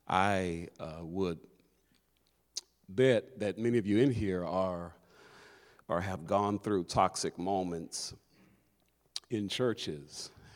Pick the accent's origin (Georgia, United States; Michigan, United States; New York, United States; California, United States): California, United States; Los Angeles; But I grew up here in Los Angeles at a great church, at the Figueroa Church of Christ